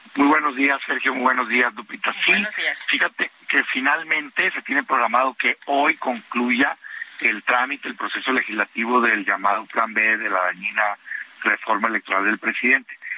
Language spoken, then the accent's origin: Spanish; Mexico; a mí como mexicano